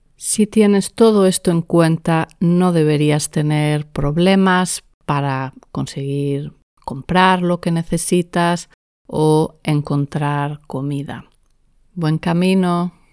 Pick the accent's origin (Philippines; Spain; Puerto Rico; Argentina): Spain; en España en general usamos la palabra mediodía